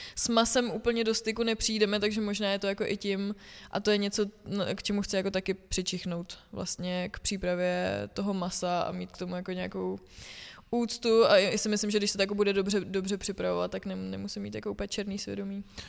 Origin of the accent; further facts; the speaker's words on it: Litoměřice, Ústí nad Labem Region, Czechia; now in Plzeň, Czechia; já jsem z Litoměřic